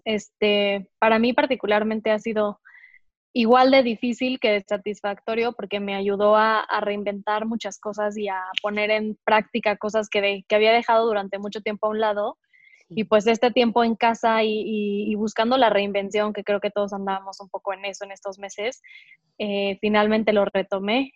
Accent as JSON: {"language": "Spanish", "region": "Mexico City", "country": "Mexico", "tie": "born or raised there", "also_born_or_lived": "Querétaro", "said": "Yo soy mexicana, nací en Querétaro, en una ciudad a dos horas de, más o menos, de la Ciudad de México. Nunca he vivido ahí, sin embargo, siempre he vivido en la Ciudad de México."}